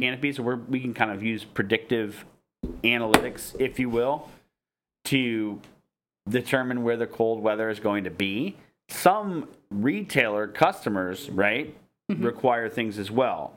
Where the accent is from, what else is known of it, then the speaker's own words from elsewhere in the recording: Michigan, United States; I'm from Michigan